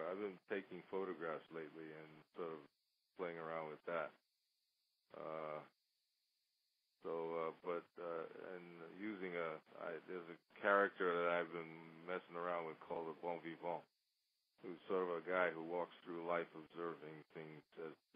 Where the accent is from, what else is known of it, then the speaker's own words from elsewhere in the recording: New York City, New York, United States; I grew up in New York City and I went to music and art high school.